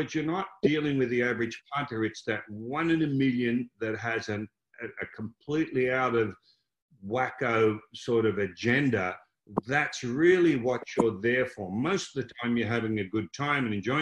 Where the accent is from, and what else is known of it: Melbourne, Victoria, Australia; born or raised there